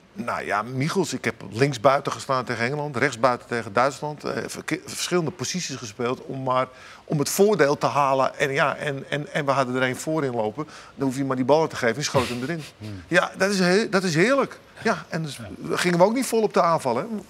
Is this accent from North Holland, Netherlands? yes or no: yes; Amsterdam, North Holland, Netherlands; ik ben Amsterdammer